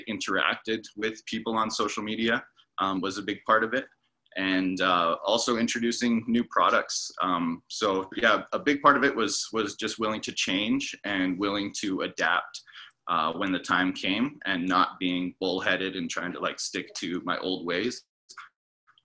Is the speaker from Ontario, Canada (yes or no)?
no; Yukon, Canada; moved away as an adult; also born or lived in Vancouver; my hometown in the Yukon